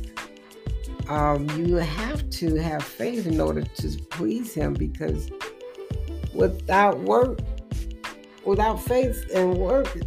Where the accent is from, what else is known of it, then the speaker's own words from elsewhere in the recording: United States; I am still an American